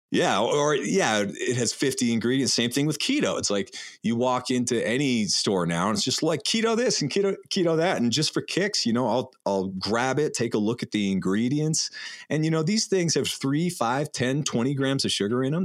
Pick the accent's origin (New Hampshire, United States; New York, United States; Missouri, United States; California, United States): New Hampshire, United States; in the woods where we grew up in New Hampshire